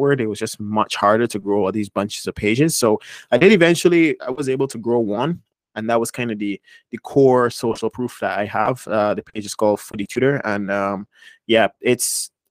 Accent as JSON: {"language": "English", "country": "Barbados", "tie": "born or raised there", "also_born_or_lived": "United States", "moved": "as an adult", "said": "Barbados is where I was born and raised."}